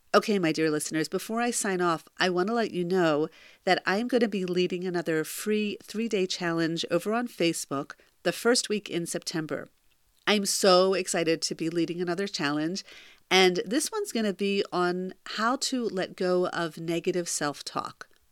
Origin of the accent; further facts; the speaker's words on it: close to Philadelphia, Pennsylvania, United States; my hometown close to Philadelphia